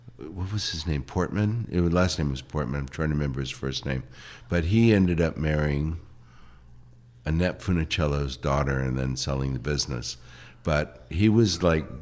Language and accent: English; San Francisco, California, United States; I grew up in San Francisco for the second half of we moved to San Francisco, I think, when I was 13.